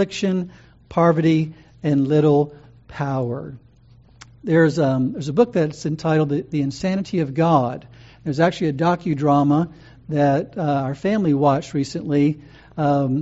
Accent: United States; American Christians

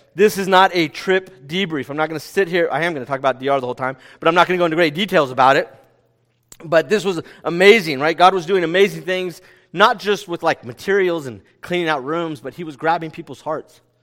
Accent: California, United States; "Where are you from?" And we said, "California."

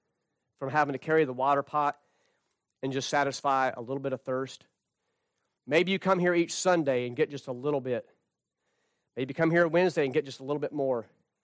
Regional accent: North Carolina, United States; a church I grew up in North Carolina.

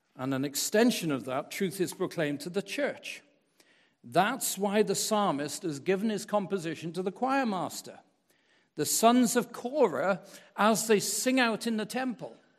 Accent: Wales, United Kingdom; moved away as an adult; now in United States; growing up in Wales

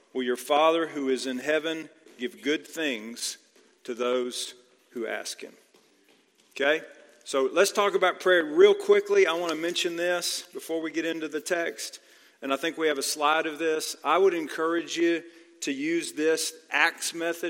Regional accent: Texas, United States; now in Georgia, United States; I grew up in Texas

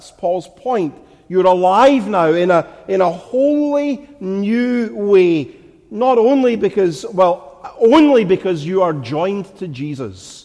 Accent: Glasgow, Scotland, United Kingdom; moved away; never has anyone here who's not from my homeland identified from my voice that I'm from Glasgow, that I'm a Glaswegian

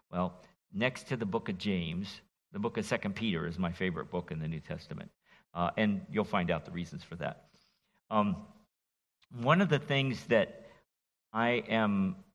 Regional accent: Martinique; born there; also born or lived in France; from Martinique, where I was born in the West Indies as a child of, an, of uh, parents who were missionaries. And then I've been infected by the French for 20 years.

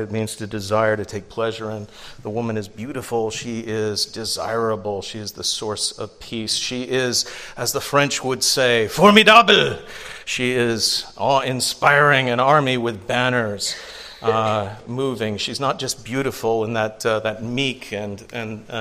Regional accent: England, United Kingdom; now in United States; I grew up in England. I didn't see white teeth until I came to the United States

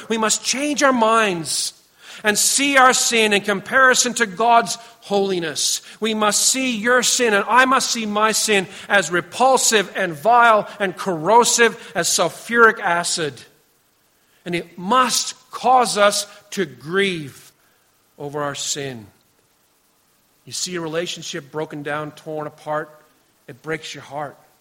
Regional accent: Canada; we come from Canada

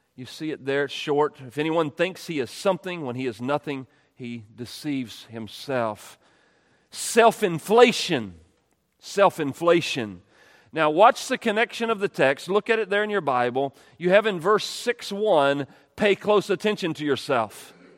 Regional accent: United States; we're American

